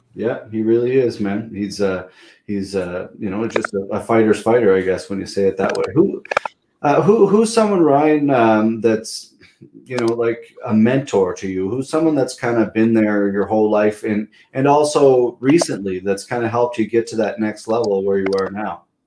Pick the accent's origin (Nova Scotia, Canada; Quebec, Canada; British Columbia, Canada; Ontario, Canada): Nova Scotia, Canada; Pictou; I'm from Pictou, but Truro was pretty close.